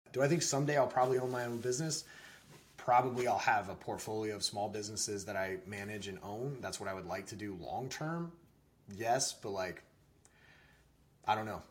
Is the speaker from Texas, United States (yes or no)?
yes; Texas, United States; I was in Texas. I was born in Texas